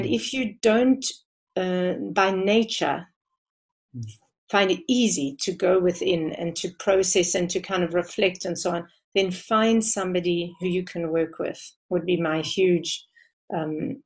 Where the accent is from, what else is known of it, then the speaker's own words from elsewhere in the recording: South Africa; I have grown more and more proud of being South African the more I travel